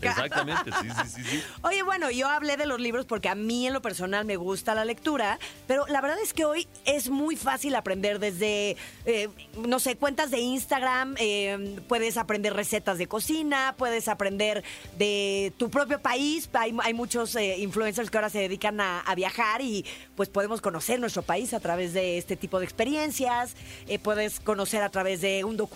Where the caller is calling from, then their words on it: Monterrey, Nuevo León, Mexico; de Monterrey.